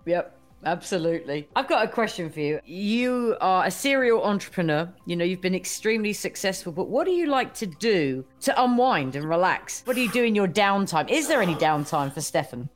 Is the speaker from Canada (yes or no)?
no; United Kingdom; I'm a Brit